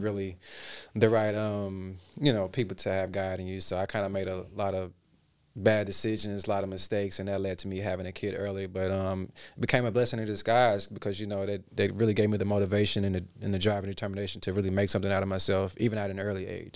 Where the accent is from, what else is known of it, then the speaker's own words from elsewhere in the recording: Memphis, Tennessee, United States; moved away as an adult; also born or lived in Dallas, Texas / Hollywood, California; I'm originally from Dallas, Texas, and kinda migrated pretty soon after to Memphis, Tennessee